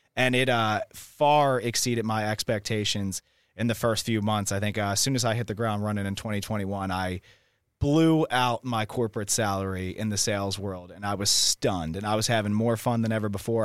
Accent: Philadelphia, Pennsylvania, United States; now in Austin, United States; I'm also thirty years old and from Philadelphia, Pennsylvania.

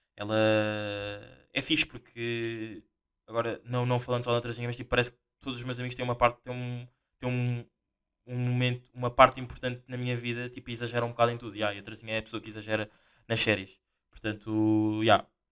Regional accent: Portugal; eu também sou português

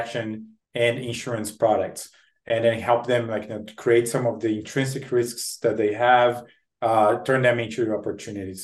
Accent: Brazil; moved away as an adult; now in United States; I'm born and raised in Brazil. I came to the US to study, do my MBA at a Harvard Business School.

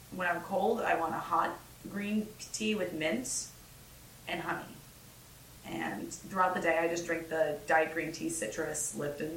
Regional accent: Minnesota, United States; born or raised there; moved away

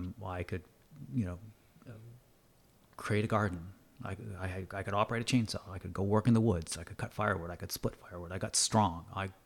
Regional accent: New England, United States; I grew up in the United States. I grew up in New England, and sports and football were, you know, really important.

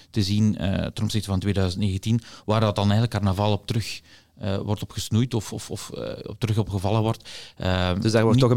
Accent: Aalst, Flanders, Belgium; born there; maar ik ben ook geboren in Aalst, dus eh, op zich...

